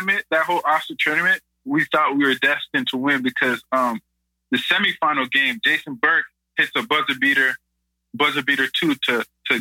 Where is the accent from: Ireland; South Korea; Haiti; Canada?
Canada; Toronto, Ontario; moved away as an adult; growing up in the Lawrence Heights Community Center